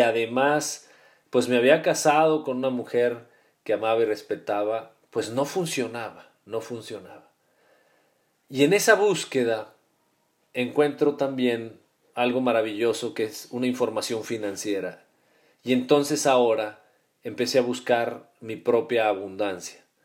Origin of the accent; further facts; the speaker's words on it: Guadalajara, Jalisco, Mexico; also born or lived in Mexico City; nosotros nacimos en el Distrito Federal y nos cambiamos muy, muy chicos, yo tendría siete años, nos venimos a vivir a la ciudad de Guadalajara